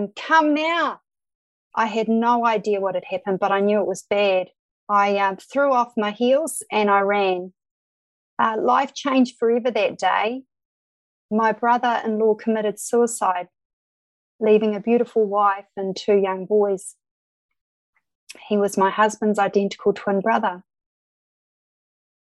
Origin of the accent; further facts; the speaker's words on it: Christchurch, Canterbury, New Zealand; also born or lived in Dodoma, Tanzania / Kapiti Coast; I did most of my schooling in Christchurch, New Zealand